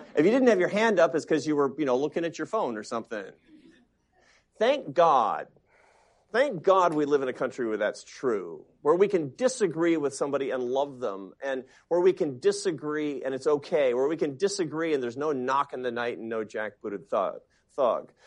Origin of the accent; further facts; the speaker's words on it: Seattle, Washington, United States; Seattle. Why? 'Cause it's my hometown.